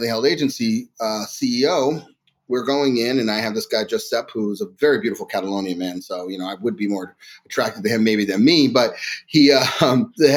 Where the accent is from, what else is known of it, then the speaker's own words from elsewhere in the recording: New York, United States; I was born in New York, born and raised